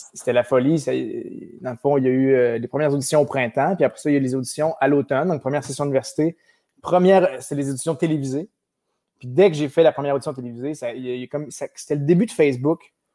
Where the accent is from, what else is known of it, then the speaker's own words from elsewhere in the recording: Sherbrooke, Quebec, Canada; Je suis né à Sherbrooke même, Sherbrooke, à Florimont